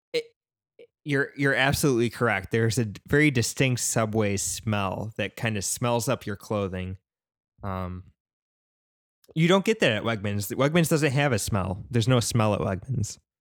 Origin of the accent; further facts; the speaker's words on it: upstate New York, United States; I grew up in a very small town, uh, nowhere near Syracuse, New York. Um, it was still in upstate New York.